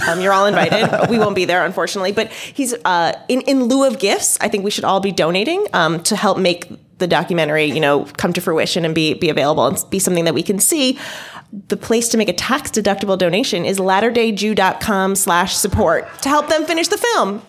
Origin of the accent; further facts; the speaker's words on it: Delaware, United States; I'm from Delaware. That's how we pronounce it there.